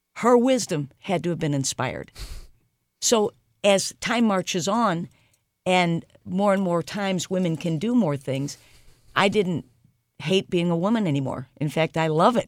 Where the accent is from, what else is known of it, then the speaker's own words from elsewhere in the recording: St. Louis, Missouri, United States; I grew up in Saint Louis